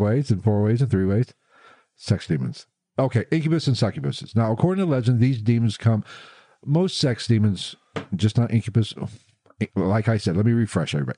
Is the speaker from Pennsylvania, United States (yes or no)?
no; West Virginia, United States; moved away; I was born in West Virginia